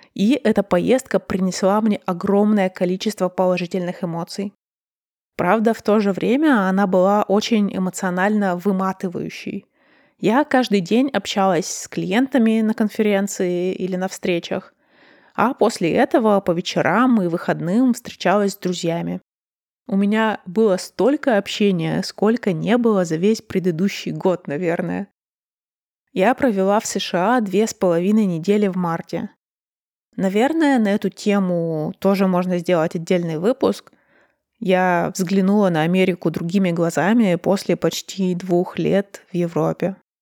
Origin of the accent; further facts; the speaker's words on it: Russia; я родилась и выросла в России, и я русская